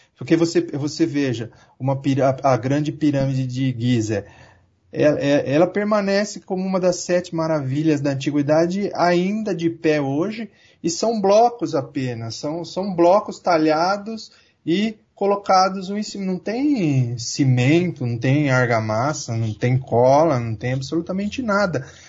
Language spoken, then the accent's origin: Portuguese; Santo André, São Paulo, Brazil; eu nasci e cresci aqui em Santo André, cidade operária